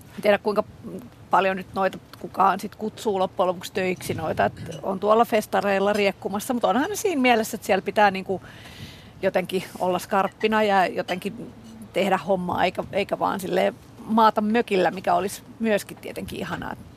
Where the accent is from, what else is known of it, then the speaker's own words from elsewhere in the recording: Helsinki, Uusimaa, Finland; on Helsingistä kotosi